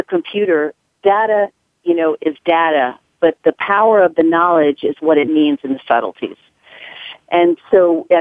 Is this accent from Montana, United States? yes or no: no; Nashville, Tennessee, United States; accent: southern; moved away as an adult; now in New York City, United States; I was born and raised in Nashville, Tennessee. I moved here in 1988 to New York City